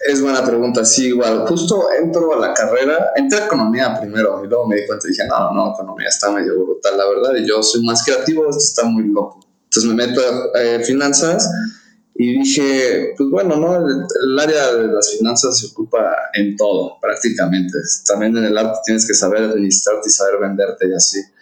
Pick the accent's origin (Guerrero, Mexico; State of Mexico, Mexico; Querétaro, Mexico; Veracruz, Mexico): Querétaro, Mexico; also born or lived in Mexico City (born in Roma, raised in Coyoacán); yo por razones de mi papá y del negocio, nos mudamos de México a Querétaro en el año 2000